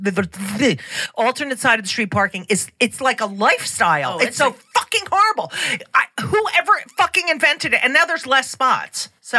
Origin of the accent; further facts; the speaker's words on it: New Jersey, United States; I'm from New Jersey.